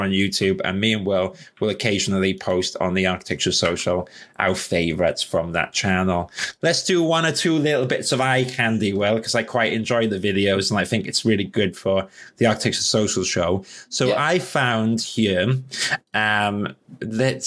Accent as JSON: {"language": "English", "region": "London", "country": "United Kingdom", "said": "I'm a Londoner"}